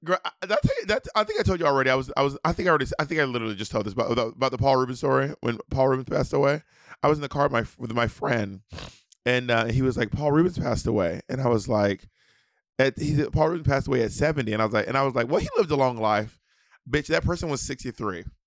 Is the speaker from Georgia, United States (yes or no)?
yes; Georgia, United States; Georgia, Georgia, I'm from